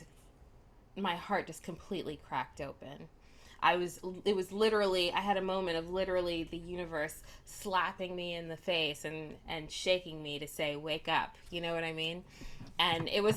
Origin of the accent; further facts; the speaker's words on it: New York City, New York, United States; moved away as an adult; now in Los Angeles, United States; I am originally from New York. I've been in LA for quite a while now